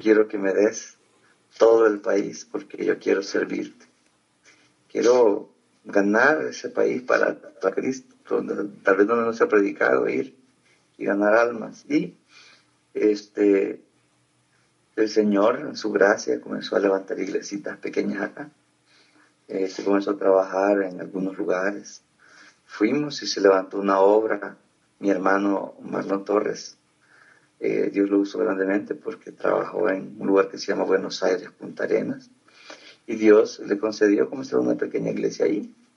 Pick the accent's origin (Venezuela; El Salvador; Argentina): El Salvador; moved away; also born or lived in Costa Rica; soy de Salvador, nací en el año 83